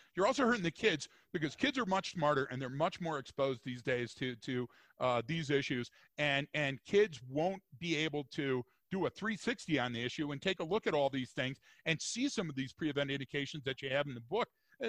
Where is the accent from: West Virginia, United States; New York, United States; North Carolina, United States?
West Virginia, United States; you can tell by my accent and I can tell by your accent that we're both from somewhere in West Virginia, right?